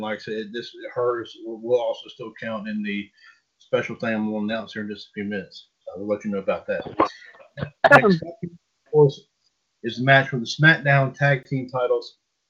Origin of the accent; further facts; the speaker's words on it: Switzerland; I was born in Switzerland and raised in Switzerland.